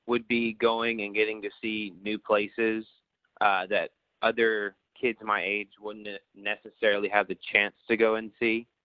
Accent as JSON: {"language": "English", "region": "Oklahoma", "country": "United States", "tie": "born or raised there", "also_born_or_lived": "Hong Kong / China / Thailand", "said": "I was born in Hong Kong, China. I spent about the first nine years of my life or so moving back and forth from China to Thailand, uh, wherever the mission board told us to live. And then around nine or 10 years old, I moved, or our family moved back to Oklahoma"}